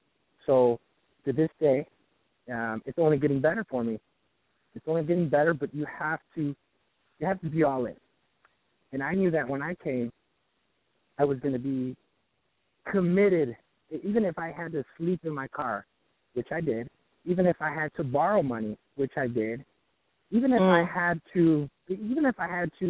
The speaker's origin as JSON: {"language": "English", "town": "Detroit", "region": "Michigan", "country": "United States", "moved": "as an adult", "lives_now": "Venice, United States", "said": "I'm actually from Detroit"}